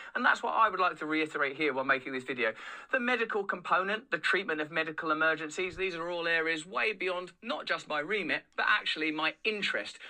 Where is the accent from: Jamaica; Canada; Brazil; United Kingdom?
United Kingdom; England; I'm English